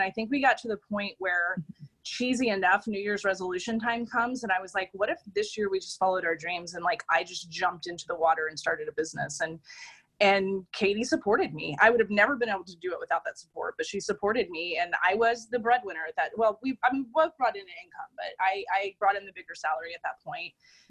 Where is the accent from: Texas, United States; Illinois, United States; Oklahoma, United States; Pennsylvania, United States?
Texas, United States; Austin; moved away as an adult; now in Portland, United States; you know, we're from Austin, Texas, and we moved to Portland about a year and a half ago.